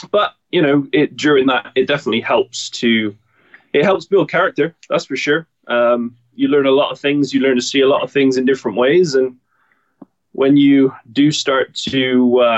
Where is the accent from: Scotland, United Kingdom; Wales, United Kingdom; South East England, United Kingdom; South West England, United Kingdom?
South West England, United Kingdom; Bath; born or raised there; moved away as an adult; now in Oliver, Canada